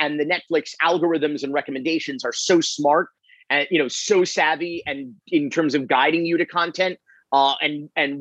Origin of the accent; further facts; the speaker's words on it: Florida, United States; I'm from Florida